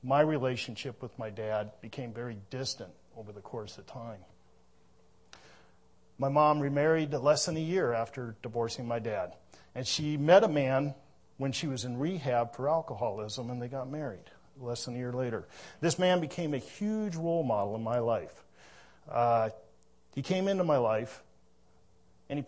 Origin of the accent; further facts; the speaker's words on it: Minnesota, United States; moved away; I was born in Minnesota.